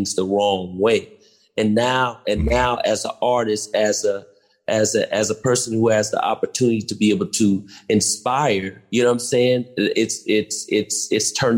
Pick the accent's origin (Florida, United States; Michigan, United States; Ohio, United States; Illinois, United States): Illinois, United States; Chicago; I'm from the South Side too